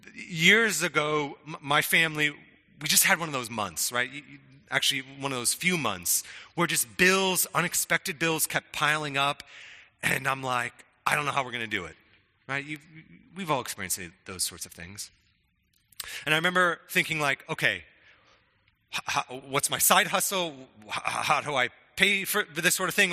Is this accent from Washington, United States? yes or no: yes; Spokane, Washington, United States; when I was young, growing up in Spokane